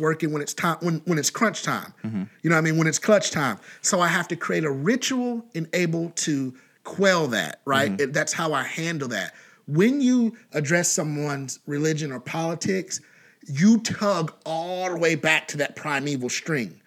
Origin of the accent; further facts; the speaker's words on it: Kentucky, United States; we're from Kentucky